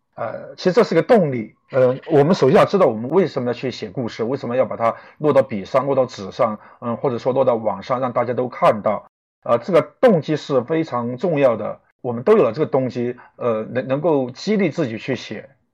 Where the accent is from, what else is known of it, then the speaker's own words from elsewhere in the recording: Chongqing, China; moved away as an adult; now in Beijing, China; 我是一个重庆人，虽然已经在北京打拼了十年了，但是我的口音还是改不了